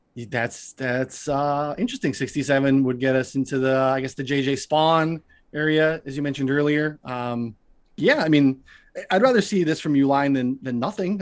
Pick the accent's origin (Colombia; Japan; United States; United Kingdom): United States; Eastern time zone, Eastern United States; now in Chicago, United States; I grew up in the Eastern, so it took me a while to move to Central